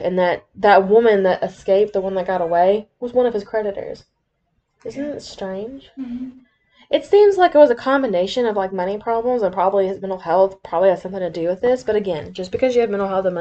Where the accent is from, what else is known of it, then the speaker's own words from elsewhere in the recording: the South, United States; accent: southern; my southern accent's gonna come out really bad